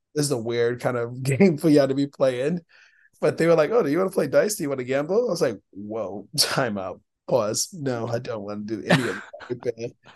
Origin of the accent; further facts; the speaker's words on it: New York City, New York, United States; I'm from the Bronx